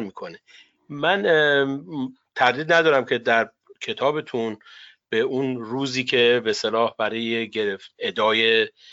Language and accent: Persian; Iran; moved away as an adult; now in United States; من خودم به عنوان کسی که به هر حال از ایران مهاجرت کردم